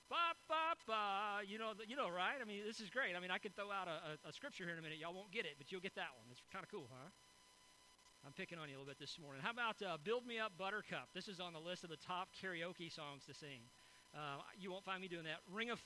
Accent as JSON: {"language": "English", "town": "Linden", "region": "Texas", "country": "United States", "tie": "born or raised there", "said": "… grew up in my hometown"}